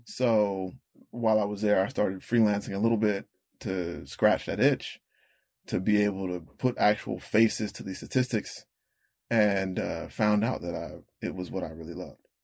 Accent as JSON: {"language": "English", "town": "Rocky Mount", "region": "North Carolina", "country": "United States", "tie": "born or raised there", "said": "I was born and raised in North Carolina"}